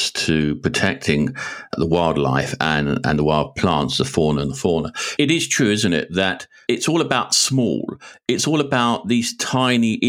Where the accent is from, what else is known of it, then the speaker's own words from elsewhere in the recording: London, United Kingdom; I'm a Londoner